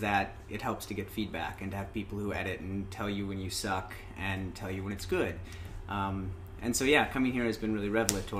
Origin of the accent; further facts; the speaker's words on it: Indiana, United States; moved away as an adult; also born or lived in Philadelphia; now in Istanbul, Turkey; I grew up in Indiana, went to school in Philadelphia. I've been living in Istanbul for 2 years.